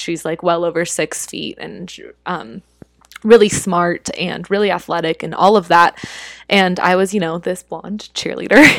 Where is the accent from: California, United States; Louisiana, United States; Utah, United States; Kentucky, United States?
Utah, United States; moved away as an adult; also born or lived in Philippines; now in New York City, United States; growing up in Utah, it's pretty homogenous here.